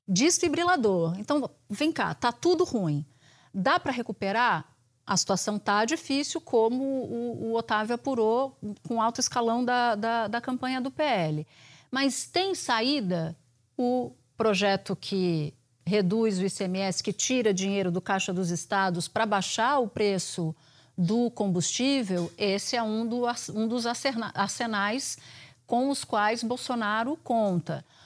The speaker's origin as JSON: {"language": "Portuguese", "region": "Pernambuco", "country": "Brazil", "tie": "born or raised there", "said": "eu cresci em Pernambuco."}